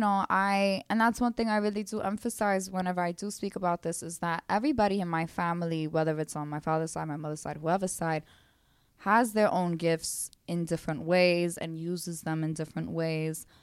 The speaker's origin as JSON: {"language": "English", "town": "New York City", "region": "New York", "country": "United States", "tie": "born or raised there", "accent": "Brooklyn", "said": "growing up in Brooklyn"}